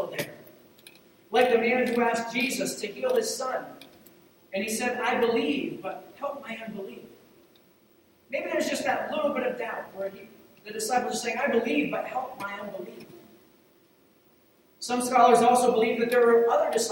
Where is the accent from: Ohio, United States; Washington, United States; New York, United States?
Ohio, United States; moved away; Where I grew up in Ohio, we called it route because it's R-O-U-T-E versus R-O-O-T